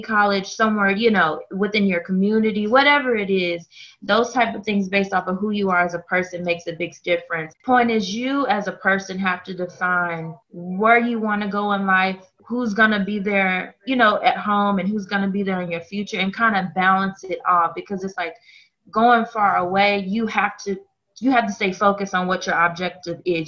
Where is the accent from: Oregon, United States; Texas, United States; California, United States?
Texas, United States; Dallas; I am originally from Dallas, Texas. So I'm, I'm a Dallas girl to the heart of me